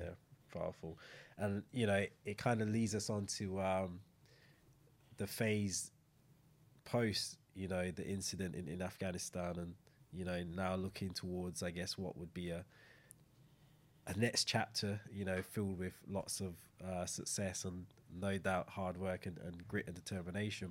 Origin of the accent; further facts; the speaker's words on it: Saint Michael, Barbados; moved away; coming from the same place, growing up, you know, even though Saint John, Saint Michael kind of you know, growing up in Barbados